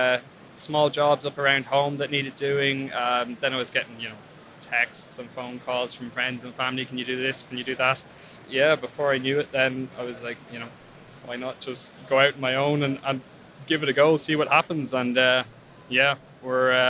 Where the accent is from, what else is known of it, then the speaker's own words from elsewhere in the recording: Ireland; I'm from Ireland, and I own a small welding company in Ireland